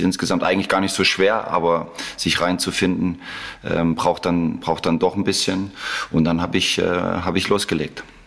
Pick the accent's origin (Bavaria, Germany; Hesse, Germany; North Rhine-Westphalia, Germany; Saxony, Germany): Saxony, Germany; Leipzig; moved away as an adult; also born or lived in Mainz / Salzburg / Mönchengladbach / Dortmund; Das ist meine Heimat. Ich bin äh, in Leipzig geboren, habe 19, 20 Jahre dort äh, gelebt, bin aufgewachsen